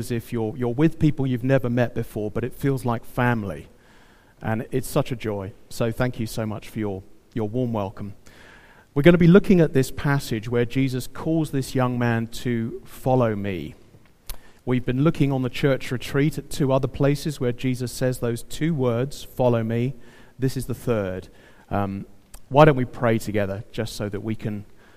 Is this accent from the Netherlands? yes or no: no; United Kingdom; I'm British